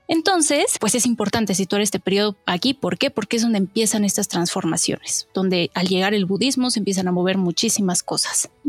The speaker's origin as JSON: {"language": "Spanish", "country": "Mexico", "said": "soy de México y soy estudiante de Japanese for Dummies."}